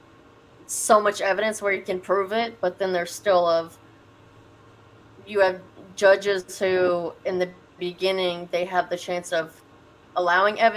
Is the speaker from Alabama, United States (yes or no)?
no; Nashville, Tennessee, United States; now in Omaha, United States; I'm originally from Nashville, Tennessee.